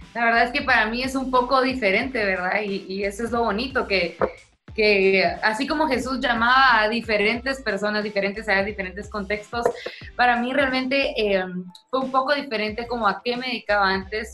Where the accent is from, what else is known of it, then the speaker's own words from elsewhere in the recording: Guatemala; also born or lived in Tulsa, Oklahoma; soy chapina, soy guatemalteca